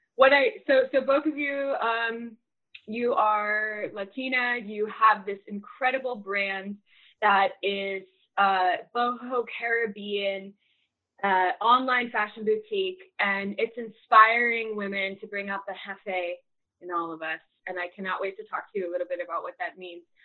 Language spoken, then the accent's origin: English; Massachusetts, United States; now in Texas, United States; I grew up in Massachusetts, about an hour from the beach